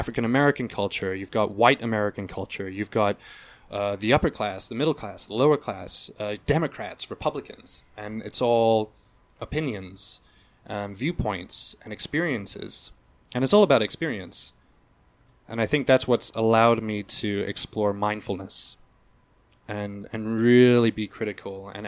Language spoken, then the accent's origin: English; Hong Kong; to have been raised in a place like Hong Kong, which is very multicultural